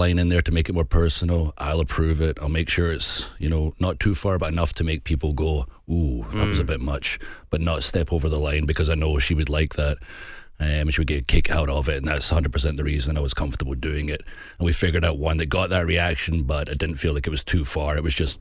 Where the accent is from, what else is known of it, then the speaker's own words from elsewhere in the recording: Scotland, United Kingdom; I'm so Scottish